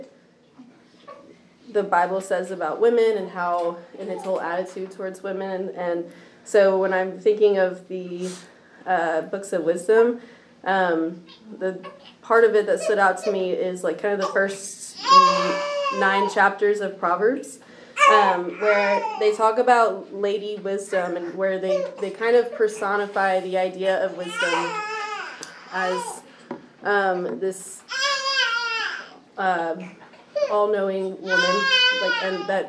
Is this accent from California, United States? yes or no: no; Nolensville, Tennessee, United States; I grew up here in Nashville, in Nolensville, more specifically